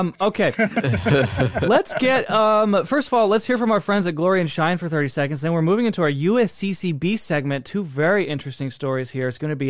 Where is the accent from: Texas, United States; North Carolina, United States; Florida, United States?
Texas, United States; I am a Texan